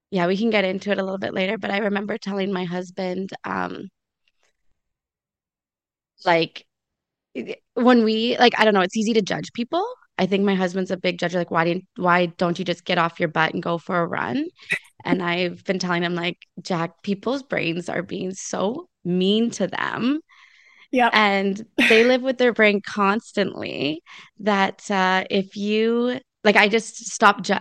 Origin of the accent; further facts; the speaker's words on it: Lion's Head, Ontario, Canada; now in Port Elgin, Canada; born in Lion's Head. I born and raised there.